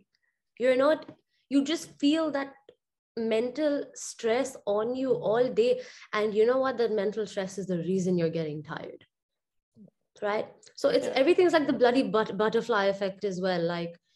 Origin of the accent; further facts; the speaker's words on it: Dubai, United Arab Emirates; growing up in Dubai